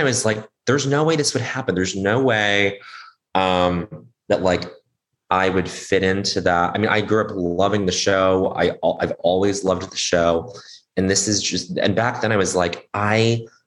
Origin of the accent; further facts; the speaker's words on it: Montreal, Quebec, Canada; now in United States; I grew up in Montreal.